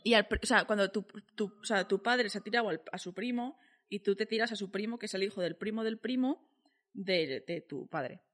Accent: Valencian Community, Spain; yo siendo valenciana

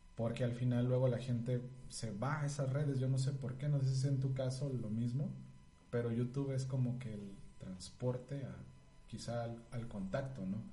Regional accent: San Luis Potosí, Mexico; yo nací en San Luis Potosí

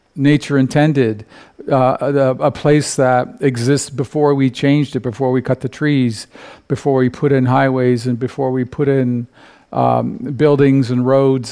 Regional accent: Canada; I come from Canada.

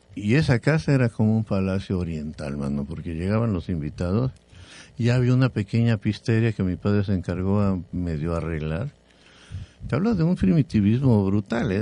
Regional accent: Jalisco, Mexico; now in Cancún, Mexico; En mi tierra, en Jalisco

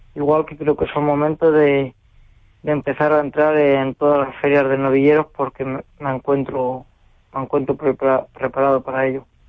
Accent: Cuenca, Castilla-La Mancha, Spain; la Plaza de Tero de Cuenca, ¿no? De mi tierra, en mi ciudad

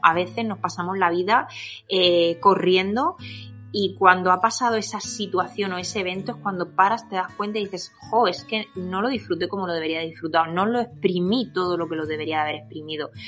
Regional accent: Alicante province, near Murcia, Valencian Community, Spain; accent: Murcian-influenced deje (mistaken for Andalusian); vivo en un pueblecito de, de la comunidad valenciana, concretamente la provincia de Alicante, aunque estoy más cerquita de Murcia que de Alicante es ese deje que a veces me, me, oís a la hora de hablar

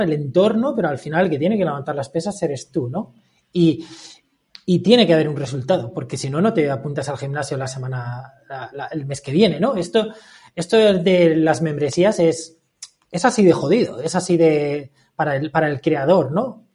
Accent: Valencia, Valencian Community, Spain; moved away as an adult; now in Murcia, Spain; me acaba de mudar a Murcia, yo soy de Valencia

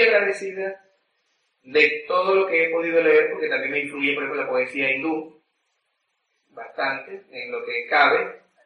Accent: Venezuela; nosotros mismos los venezolanos

